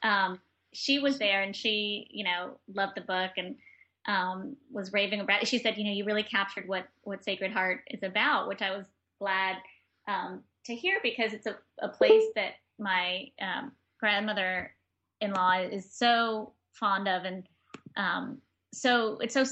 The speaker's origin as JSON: {"language": "English", "region": "New York", "country": "United States", "also_born_or_lived": "Granada, Nicaragua", "said": "as a New Yorker"}